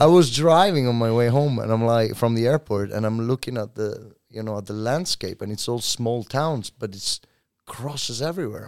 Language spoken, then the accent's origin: English; Italy; moved away as an adult; now in Oslo, Norway